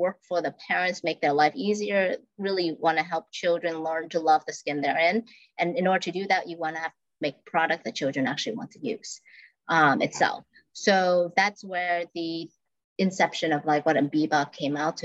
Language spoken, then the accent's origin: English; Vietnam; moved away; I'm from Vietnam